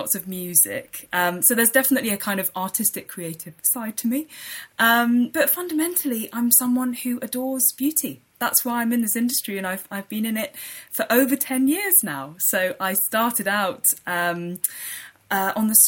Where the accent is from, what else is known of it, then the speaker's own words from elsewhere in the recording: London, United Kingdom; also born or lived in Leicester; I was brought up in London, born and bred, in North London in Highbury